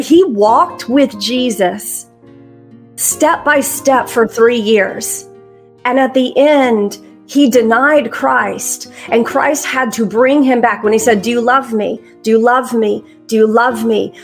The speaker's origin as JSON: {"language": "English", "region": "Alabama", "country": "United States", "said": "I'm from Alabama"}